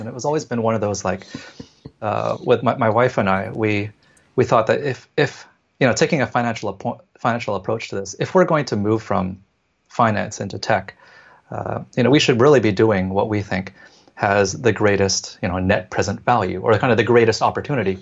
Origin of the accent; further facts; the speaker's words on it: Vancouver, British Columbia, Canada; moved away as an adult; now in Hong Kong; born and raised in Canada, in Vancouver